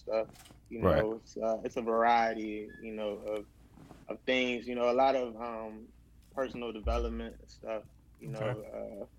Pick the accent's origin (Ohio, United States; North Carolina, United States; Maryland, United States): Maryland, United States; Prince George's County; also born or lived in Brooklyn, New York; Prince George's County, Maryland, right outside of D.C.